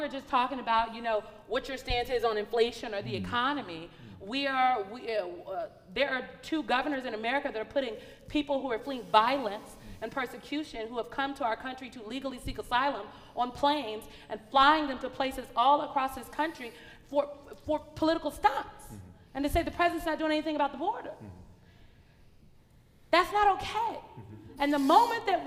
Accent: Nebraska, United States; I'm from Nebraska

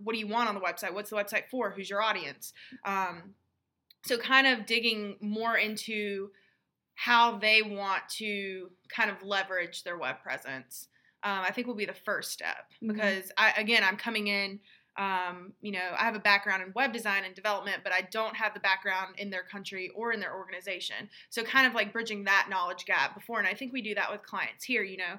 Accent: United States; learning the customs and kind of like the gender roles and how that is different from our background from growing up in the States.

